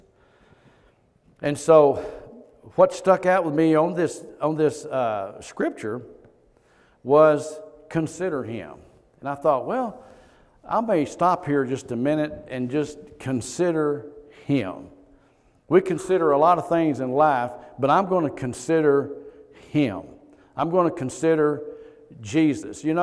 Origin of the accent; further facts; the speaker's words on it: Kentucky, United States; moved away as an adult; now in Texas, United States; We moved here from Kentucky. And so that's where we're from